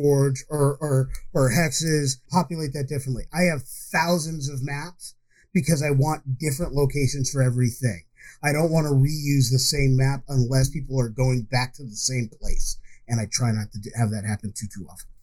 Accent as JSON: {"language": "English", "town": "Ithaca", "region": "New York", "country": "United States", "tie": "born or raised there", "said": "my hometown growing up, I will always talk about the fact that Cornell University is there"}